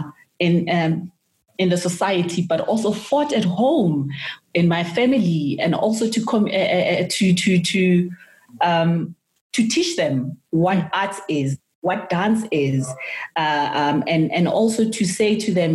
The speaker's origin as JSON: {"language": "English", "town": "Soweto", "region": "Gauteng", "country": "South Africa", "said": "I'm from Soweto"}